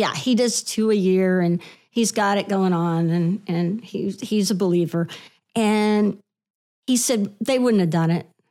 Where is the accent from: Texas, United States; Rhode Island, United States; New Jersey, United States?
Texas, United States; Houston; moved away as an adult; also born or lived in Lubbock, Texas / Dallas, Texas; now in New York, United States; So I grew up in Houston, and I went to school in Lubbock and worked in Dallas for a little while. So I'm, I'm really a Texas girl